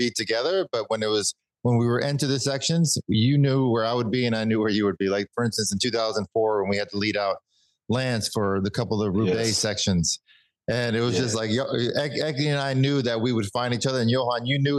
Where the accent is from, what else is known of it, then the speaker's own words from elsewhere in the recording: New York, United States; now in Greenville, United States; growing up in New York and riding with joggers and taxi cars and traffic everywhere.